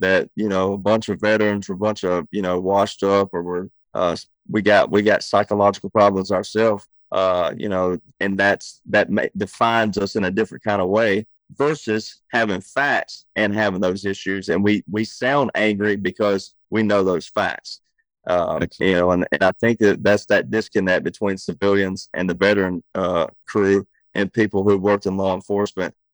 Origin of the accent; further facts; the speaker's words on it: Deep South, United States; we grew up in the South